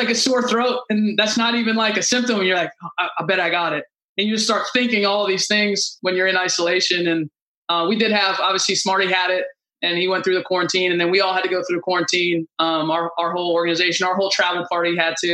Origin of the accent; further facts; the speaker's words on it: Alexandria, Virginia, United States; also born or lived in Boston; I'm from the DC area. I grew up in Alexandria.